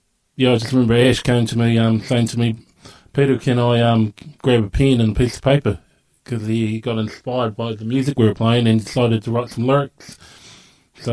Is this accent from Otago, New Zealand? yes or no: yes; Dunedin, Otago, New Zealand; also born or lived in Invercargill, New Zealand; our family moved to here in Dunedin, Otipoti, in the early 80s